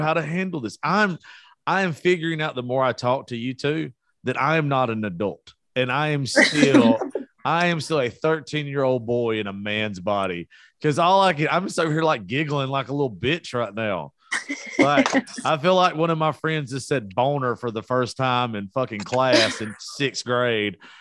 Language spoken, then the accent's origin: English; South Georgia, United States; I am from South Georgia.